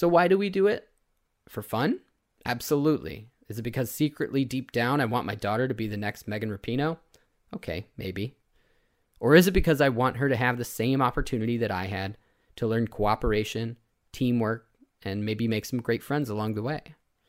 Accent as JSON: {"language": "English", "region": "Illinois", "country": "United States", "tie": "born or raised there", "said": "Some of my favorite memories growing up in the Chicago suburbs revolved around soccer."}